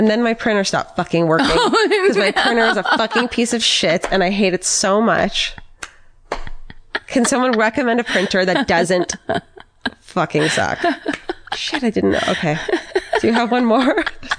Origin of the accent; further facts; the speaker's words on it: Santa Rosa, California, United States; I'm from Santa Rosa.